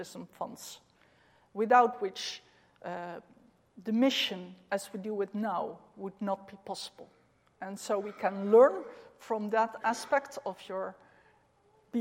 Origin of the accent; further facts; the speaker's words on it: Netherlands; We are in Europe. We are from the Netherlands